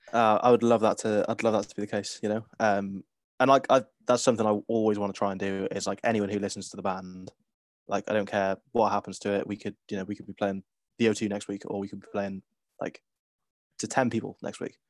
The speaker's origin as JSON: {"language": "English", "town": "Cardiff", "region": "Wales", "country": "United Kingdom", "tie": "born or raised there", "said": "growing up in Cardiff"}